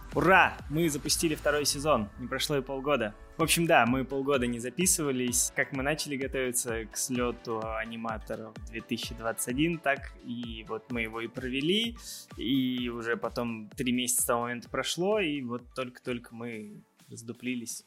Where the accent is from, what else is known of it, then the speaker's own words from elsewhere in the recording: Kemerovo, Kemerovo Oblast, Russia; also born or lived in Saint Petersburg; now in Moscow, Russia; я из Кемерово сам